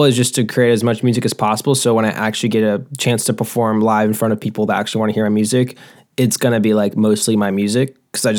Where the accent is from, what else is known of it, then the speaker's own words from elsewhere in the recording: Lake Forest, California, United States; I'm from Lake Forest, California